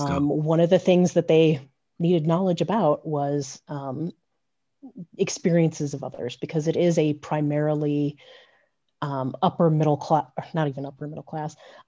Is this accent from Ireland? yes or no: no; Vail, Colorado, United States; Growing up in Vail